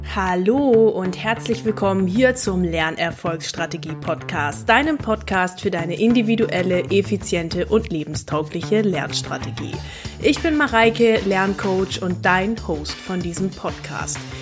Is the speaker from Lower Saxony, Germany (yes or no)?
yes; East Frisia, Lower Saxony, Germany; als gebürtige Ostfriesin